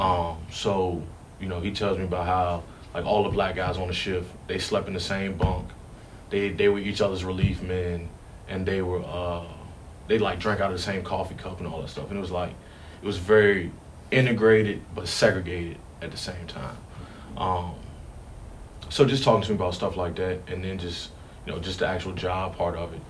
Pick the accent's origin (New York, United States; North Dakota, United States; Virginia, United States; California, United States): Virginia, United States; Richmond; also born or lived in Hanover County, Virginia; my first like home memories are uh, the West End, like Rosewood Avenue, right behind City Stadium